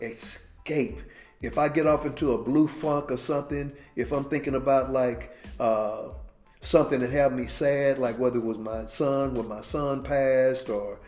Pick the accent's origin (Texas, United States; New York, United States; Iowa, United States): Texas, United States; Dallas; a neighborhood where I grew up in Oak Cliff.